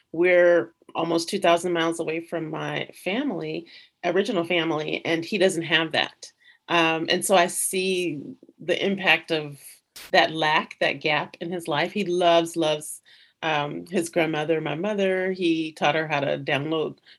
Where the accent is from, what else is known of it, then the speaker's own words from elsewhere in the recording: Louisiana, United States; moved away as an adult; now in Los Angeles, United States; I'm originally from the South, from Louisiana.